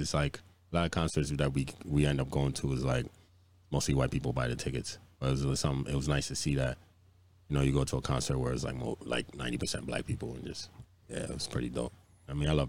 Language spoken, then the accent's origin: English; Virginia, United States; moved away; I'm from Virginia